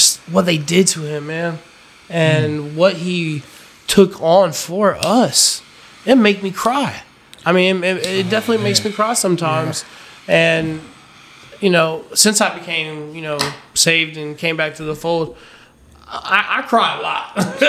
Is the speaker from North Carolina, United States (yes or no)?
yes; Fayetteville, North Carolina, United States; moved away; also born or lived in Raleigh, North Carolina; Fayetteville is where I'm from